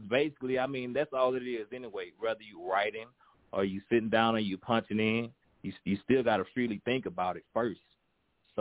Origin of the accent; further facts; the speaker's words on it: Baton Rouge, Louisiana, United States; I'm from Baton Rouge, Louisiana